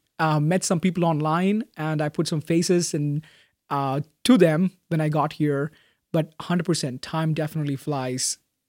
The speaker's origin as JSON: {"language": "English", "country": "Bahrain", "tie": "born or raised there", "said": "So I was born and raised a Christian in Bahrain."}